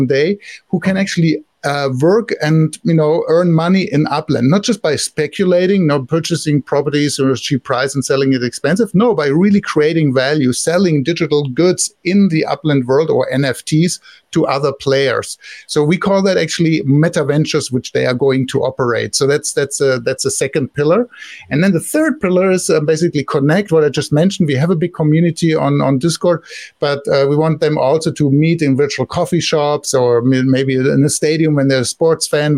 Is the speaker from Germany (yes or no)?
yes; Germany; accent: German; English is a second language; now in Silicon Valley, United States; I live here now in Silicon Valley since many years, but originally I'm from Germany, so I can't hide my accent.